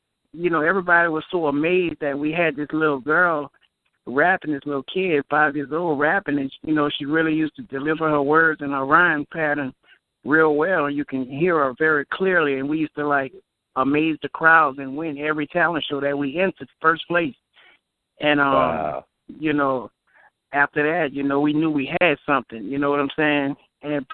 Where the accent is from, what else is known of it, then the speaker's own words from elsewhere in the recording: New Orleans, Louisiana, United States; I was born in New Orleans. I grew up in the Melpomene Projects